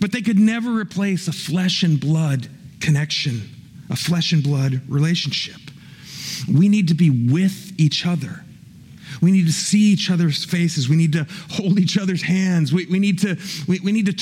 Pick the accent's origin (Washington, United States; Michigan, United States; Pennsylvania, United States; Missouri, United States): Missouri, United States; Kansas City; I was born in Kansas City